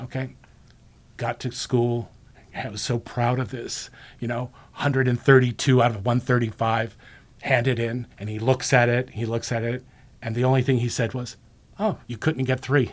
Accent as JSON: {"language": "English", "town": "Monterey Park", "region": "California", "country": "United States", "tie": "born or raised there", "said": "I grew up in Monterey Park, which is about eight miles east of Loyola High School"}